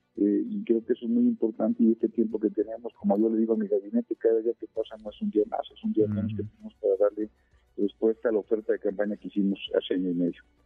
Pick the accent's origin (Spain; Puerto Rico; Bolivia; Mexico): Mexico; Querétaro; also born or lived in Orizaba, Veracruz, Mexico; Yo, yo nací en Orizaba, Veracruz, y, llegué a Querétaro a los nueve años